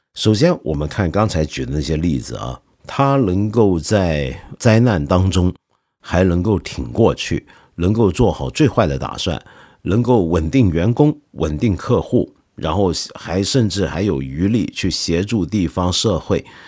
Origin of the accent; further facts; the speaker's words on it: China; 我们中国人人人都会打乒乓球